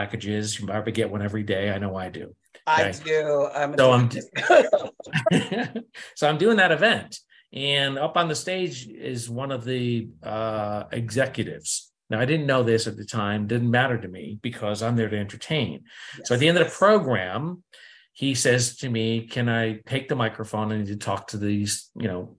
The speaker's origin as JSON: {"language": "English", "region": "New England", "country": "United States", "said": "I'm from New England"}